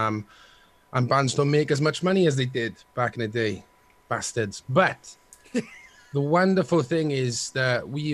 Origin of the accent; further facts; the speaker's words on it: Wales, United Kingdom; being Welsh boys and proud Welsh boys